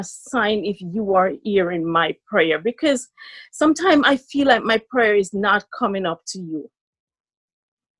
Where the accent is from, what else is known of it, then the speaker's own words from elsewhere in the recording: Jamaica; also born or lived in Brooklyn, New York, United States; now in New York, United States; I'm from Jamaica. Currently residing in the United States of America, Brooklyn, New York.